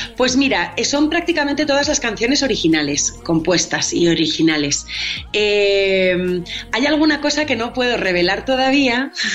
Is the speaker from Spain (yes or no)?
yes; Spain; soy española